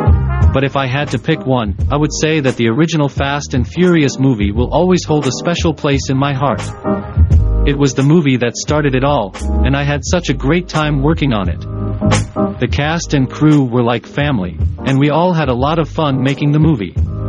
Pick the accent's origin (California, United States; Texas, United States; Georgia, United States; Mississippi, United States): California, United States; Glendale; I was born in Glendale, California, and grew up in a middle-class family.